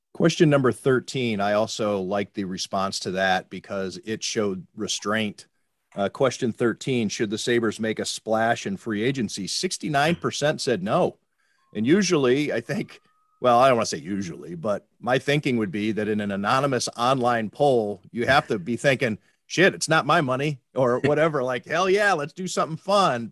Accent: Cleveland, Ohio, United States; I grew up in Cleveland

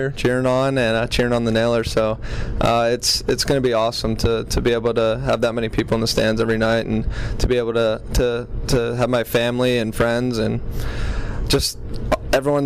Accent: Pittsburgh, Pennsylvania, United States; I was very fortunate enough to be able to play college hockey right in my hometown

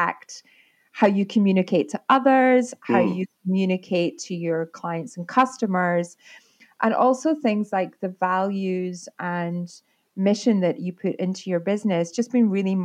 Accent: Arbroath, Scotland, United Kingdom; also born or lived in Fraserburgh; I was born in Fraserburgh. My dad worked for Caterpillar in the marine side of things. And we moved to Arbroath because he had a boat building

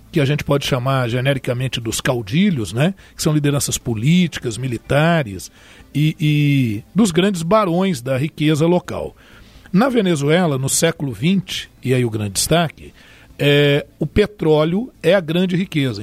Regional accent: Brazil; Nós que somos brasileiros

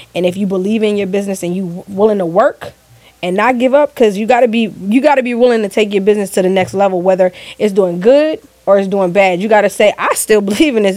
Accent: Delaware, United States; I'm from Delaware

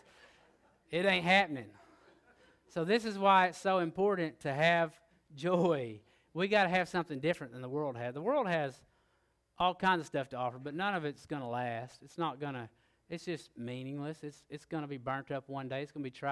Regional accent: Oklahoma, United States; I am from Oklahoma, it's a little further north.

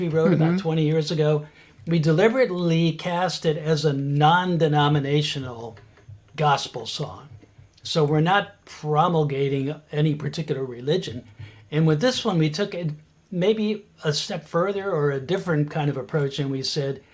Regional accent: Washington, District of Columbia, United States; I grew up down near Washington, D.C.

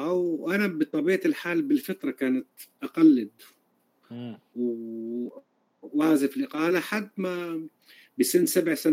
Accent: Galilee, Palestine; born there; مولود بفلسطين بالجليل حصرا

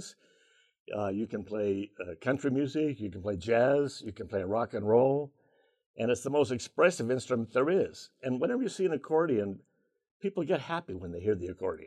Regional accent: Seattle, Washington, United States; moved away as an adult; also born or lived in Fairbanks, Alaska; I'm from Seattle

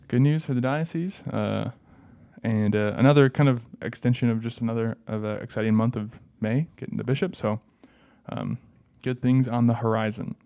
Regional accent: Brainerd, Minnesota, United States; represent my hometown

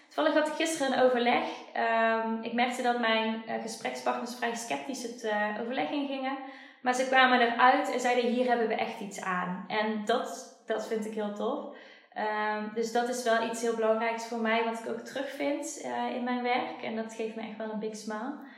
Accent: Schijndel, North Brabant, Netherlands; Ik ben ook na mijn loopbaancoach traject verhuisd, terug naar waar ik vandaan kom, naar Schijndel.

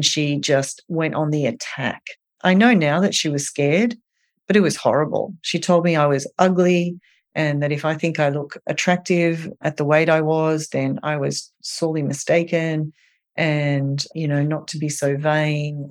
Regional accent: Australia; now in New York, United States; I am from Australia

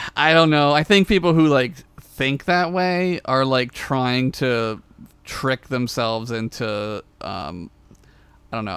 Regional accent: Philadelphia, Pennsylvania, United States; I grew up around Philly in the suburbs of Philly

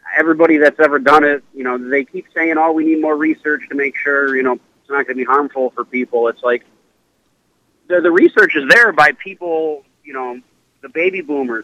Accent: Cleveland, Ohio, United States; I'm from Cleveland. We're based out of Cleveland, Ohio, and born and raised.

